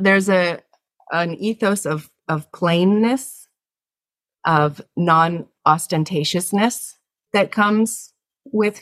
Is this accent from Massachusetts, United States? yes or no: yes; south coast of Massachusetts, United States; now in Yonkers, United States; I still call home the south coast of Massachusetts, where I was raised and where my family lives